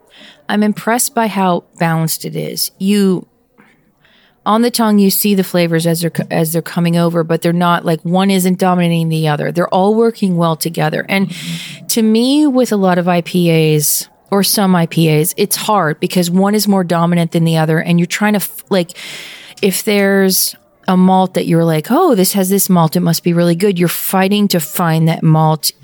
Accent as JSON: {"language": "English", "region": "eastern Pennsylvania", "country": "United States", "tie": "born or raised there", "moved": "yes", "said": "The great thing about my home state is the uniqueness of the east side and the west side"}